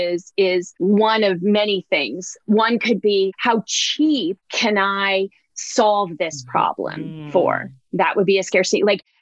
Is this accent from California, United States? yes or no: yes; Oakland, California, United States; I grew up, I was born in Oakland, California